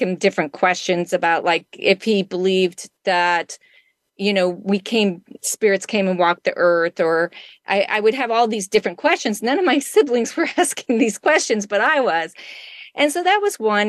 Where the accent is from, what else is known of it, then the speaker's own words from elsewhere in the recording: Wyoming, United States; moved away; I grew up in Wyoming uh, for part of my life